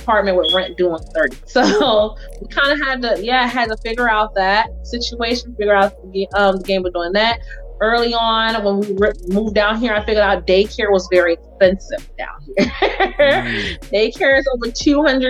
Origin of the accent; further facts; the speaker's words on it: St. Louis, Missouri, United States; moved away; I came from St. Louis, Missouri